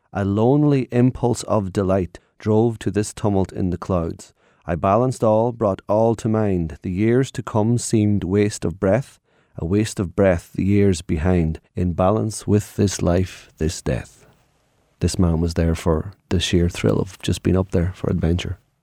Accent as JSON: {"language": "English", "country": "Ireland", "tie": "born or raised there", "said": "growing up in Ireland"}